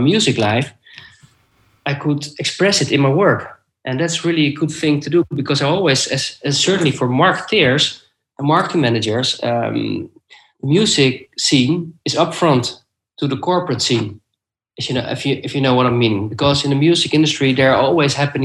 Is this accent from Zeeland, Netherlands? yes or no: no; The Hague, South Holland, Netherlands; I live in The Hague and I worked in Amsterdam, and it's about 1.5 hour drive. So when my firstborn son was born, I was looking for a job nearby my hometown